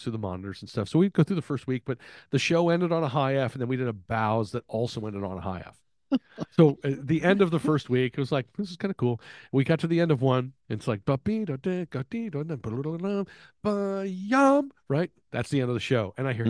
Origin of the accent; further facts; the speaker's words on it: Texas, United States; I grew up in Texas, so I grew up knowing music, it's all about winning.